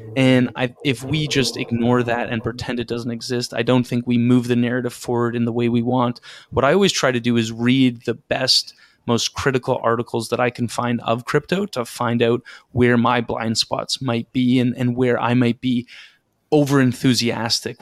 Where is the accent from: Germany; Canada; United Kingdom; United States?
Canada; just outside Toronto, Ontario; now in Toronto, Canada; I'm Canadian. I grew up just outside Toronto. I live in Toronto now.